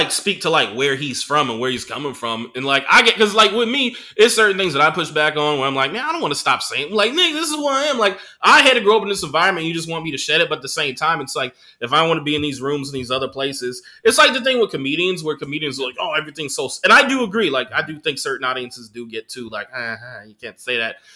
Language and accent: English; United States; Like me, I I grew up in George Bush's America